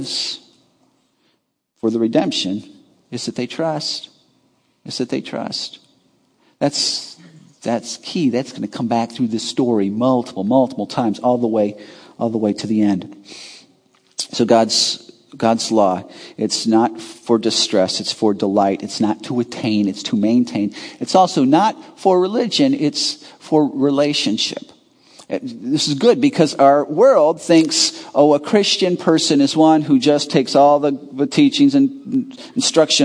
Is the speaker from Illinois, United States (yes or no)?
yes; Chicago suburbs, Illinois, United States; I grew up in the Chicago burbs